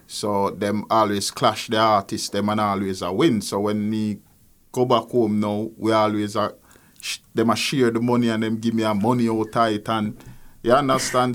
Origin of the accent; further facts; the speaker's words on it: Kingston, Jamaica; As a child growing up in Nannyville, um, exposed to music from day one